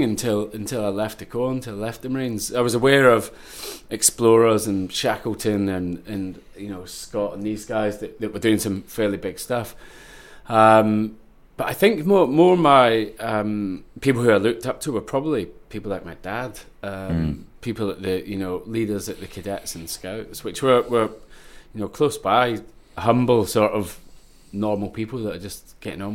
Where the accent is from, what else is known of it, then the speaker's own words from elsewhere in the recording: Ayrshire, Scotland, United Kingdom; I grew up in Ayrshire, Coenning, with my twin brother